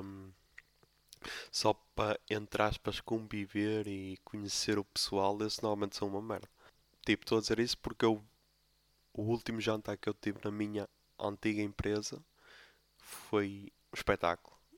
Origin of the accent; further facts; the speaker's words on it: Póvoa de Lanhoso, Norte, Portugal; sou da Poba de Lanhoso